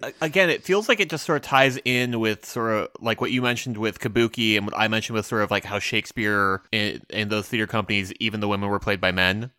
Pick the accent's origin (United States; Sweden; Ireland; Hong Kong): United States; I'm an American